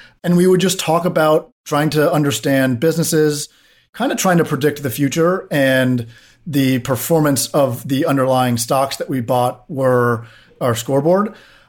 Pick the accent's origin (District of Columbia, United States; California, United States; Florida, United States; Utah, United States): District of Columbia, United States; Washington; I grew up in DC on Capitol Hill.